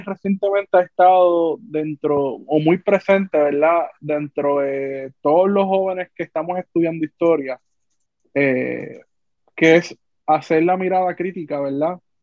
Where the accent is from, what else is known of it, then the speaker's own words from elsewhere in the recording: Puerto Rico; seguimos siendo puertorriqueños